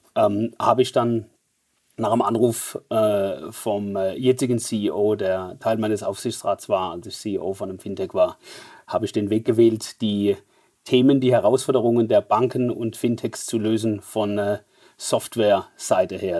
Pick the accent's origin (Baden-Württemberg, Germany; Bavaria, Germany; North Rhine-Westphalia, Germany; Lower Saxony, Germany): Baden-Württemberg, Germany; Mannheim; accent: Mannheimer Dialekt; wie man leicht an meinem Dialekt hört, ähm, sehr stark integriert in Deutschland, sodass wir sogar Dialekt, Mannheimer Dialekt sprechen